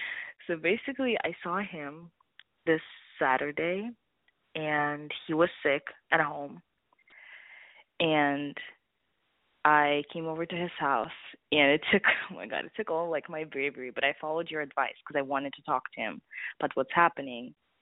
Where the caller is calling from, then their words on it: East Coast, United States; calling from the East Coast